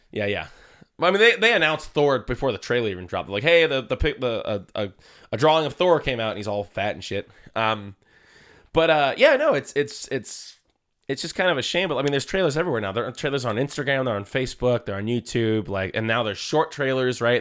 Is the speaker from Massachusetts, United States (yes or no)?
no; Vallejo, California, United States; people I grew up with in Vallejo.